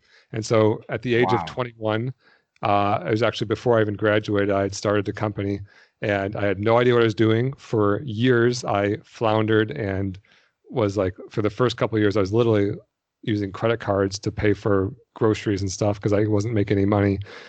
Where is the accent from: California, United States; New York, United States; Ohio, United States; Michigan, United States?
Michigan, United States; Detroit; I grew up in Detroit, so I was only about 4 hours from you or so.